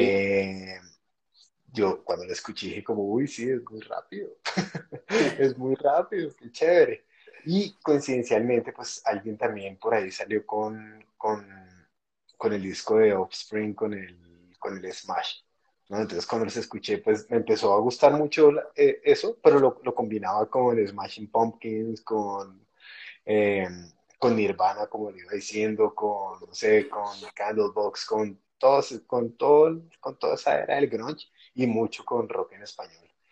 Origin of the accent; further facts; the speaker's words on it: Bogotá, Colombia; yo soy bogotano. Eh, nací en el año 81